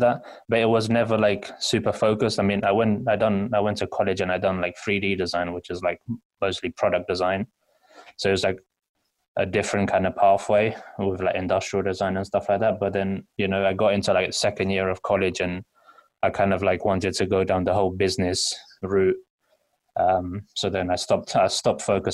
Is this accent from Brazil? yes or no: no; London, United Kingdom; I'm from London, East London